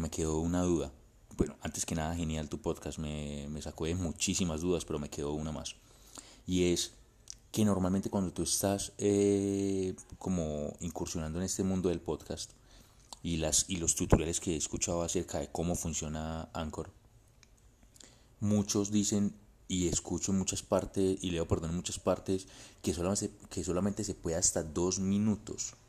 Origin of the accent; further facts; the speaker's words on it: Colombia; yo soy de aquí de Colombia